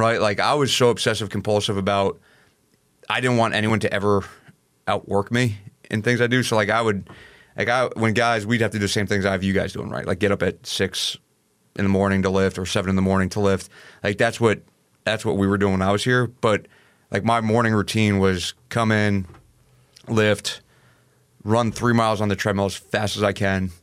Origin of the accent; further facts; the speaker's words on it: Hopewell Junction, New York, United States; moved away; I'm from a small town called Hopewell Junction, uh, New York